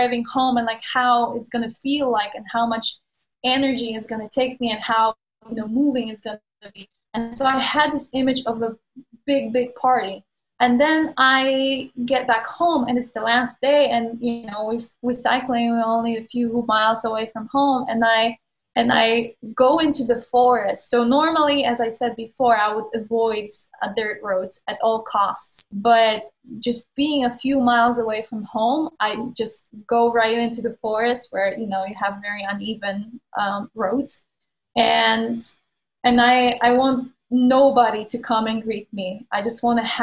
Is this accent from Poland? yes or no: yes; Poland; moved away as an adult; also born or lived in London; I moved out of Poland when I was like 18, I moved to London.